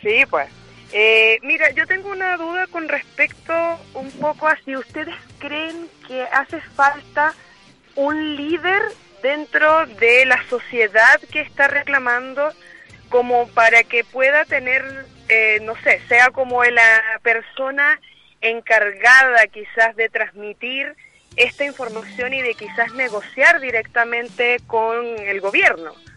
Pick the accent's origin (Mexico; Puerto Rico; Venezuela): Venezuela; now in Chile; yo soy venezolana